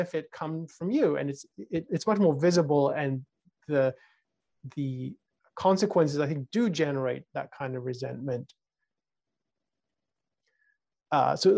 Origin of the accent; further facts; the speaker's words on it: United Kingdom; when I was growing up in the United Kingdom, a very socialized and collectivized society